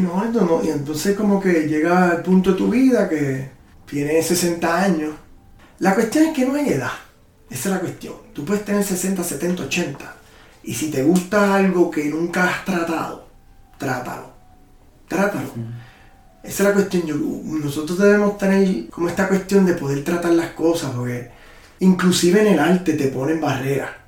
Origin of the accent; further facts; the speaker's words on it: Puerto Rico; now in Austin, United States; Me siento que estoy back en Puerto Rico